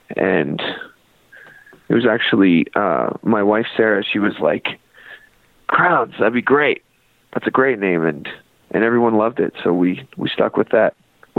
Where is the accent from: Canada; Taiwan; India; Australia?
Canada; Fort St. John, British Columbia; also born or lived in Nashville / Kentucky / Vancouver; now in Calgary, Canada; No, we're actually from Fort St. John, B.C. So okay. Northern B.C., little oil town up there.